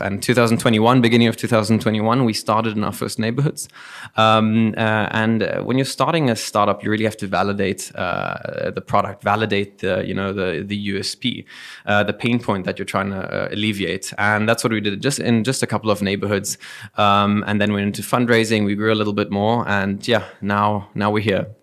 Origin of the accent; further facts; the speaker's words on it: Dubai, United Arab Emirates; moved away; also born or lived in Germany / South Africa; I was born and raised here in Dubai